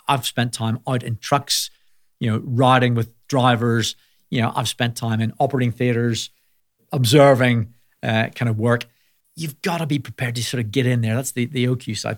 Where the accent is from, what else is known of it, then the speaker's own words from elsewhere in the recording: Belfast, Northern Ireland, United Kingdom; moved away as an adult; also born or lived in Manchester; I grew up in Belfast